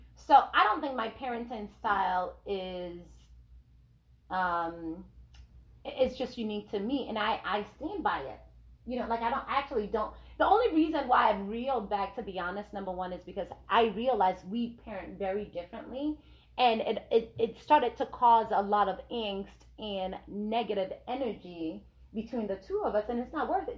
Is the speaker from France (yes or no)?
no; Nigeria; I'm Nigerian